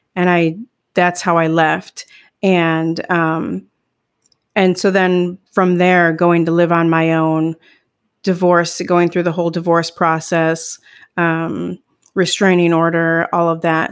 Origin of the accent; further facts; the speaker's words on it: Midwest, United States; now in Northern California, United States; I grew up in the Midwest